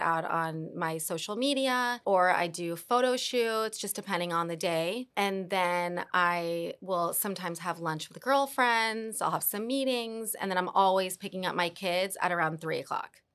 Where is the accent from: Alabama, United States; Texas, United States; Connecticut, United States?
Texas, United States; Dallas; also born or lived in New York / Argentina / Colombia; now in Miami, United States; I'm from Dallas.